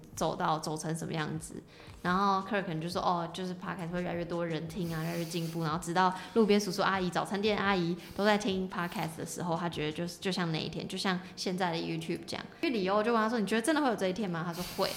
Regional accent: Taiwan; 我们身为台湾人

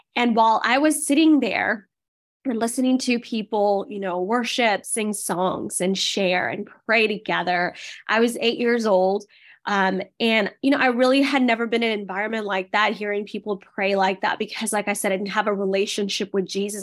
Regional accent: India; moved away; I was born in India.

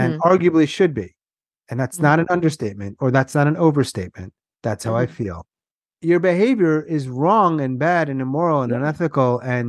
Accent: Long Island, New York, United States; I'm from Long Island.

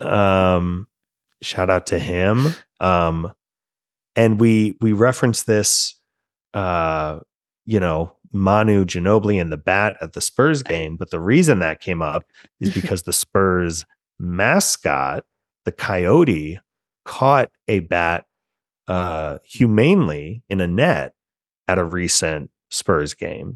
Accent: Germantown, Maryland, United States; a former Seneca Valley quarterback from Germantown, Maryland, um, kid named Brian Fleury, who was a quarterback in my hometown in the nineties

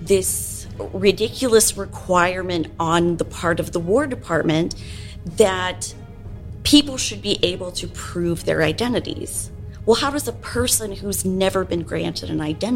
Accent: the North, United States; now in Nashville, United States; I'm from the North too

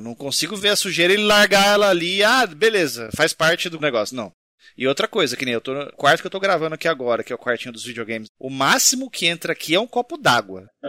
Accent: São Paulo, Brazil; Eu sou paulista e sou do interior

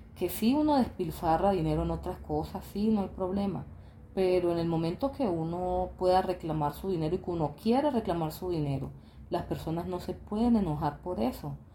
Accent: Quibdó, Chocó, Colombia; also born or lived in Dominican Republic; a Kibdo, a mi tierra

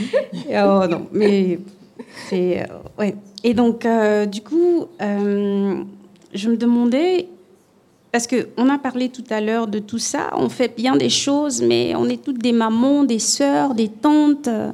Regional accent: Gabon; moved away; Moi, je viens du Gabon. Et je suis métisse gabonaise, camerounaise

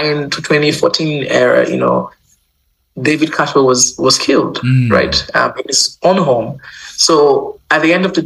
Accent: Nigeria; moved away; also born or lived in Uganda; I'm not Ugandan, you know, I'm Nigerian. I lived in Uganda, went to school there

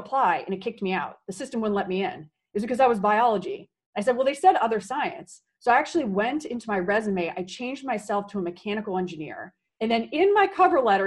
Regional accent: Silicon Valley, California, United States; moved away as an adult; I grew up in Silicon Valley, wanted to come back

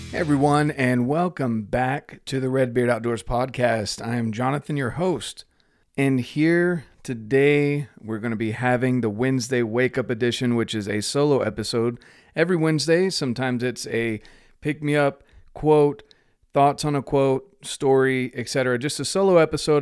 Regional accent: North Carolina, United States; moved away as an adult; also born or lived in Utah / Mexico; I grew up in North Carolina

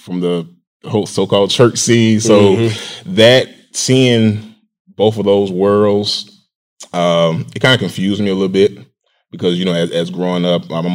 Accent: Atlanta, Georgia, United States; born and raised. Grady baby.

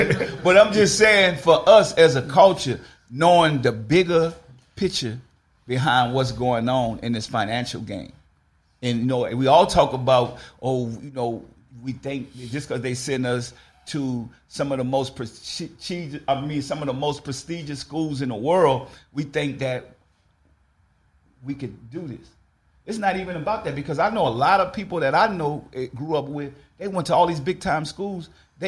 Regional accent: New Orleans, Louisiana, United States; so for me being from New Orleans, y'all know I grew up in a project.

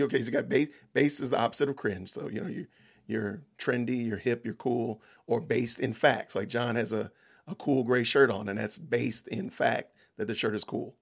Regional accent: Atlanta, Georgia, United States; I'm from Atlanta

